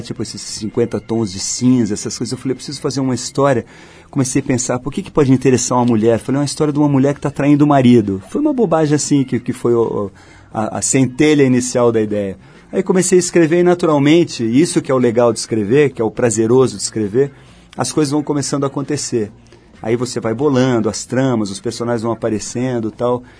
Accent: São Paulo, Brazil; moved away as an adult; now in Rio de Janeiro, Brazil; Eu sou paulista, mas desde que casei com a Malu, moro no Rio

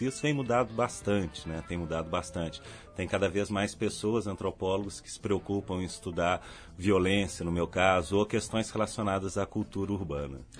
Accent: Belo Horizonte, Minas Gerais, Brazil; Sou mineiro, de Belo Horizonte

